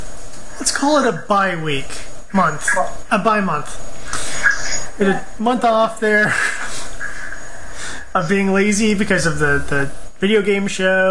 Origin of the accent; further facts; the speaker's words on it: California, United States; I like the Clippers because I'm from Orange County, like most Orange County people